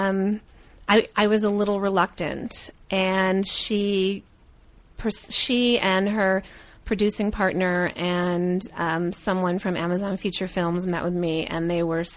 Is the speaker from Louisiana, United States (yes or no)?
no; Rochester, New York, United States; moved away as an adult; now in Los Angeles, United States; I grew up in Rochester, New York, but I moved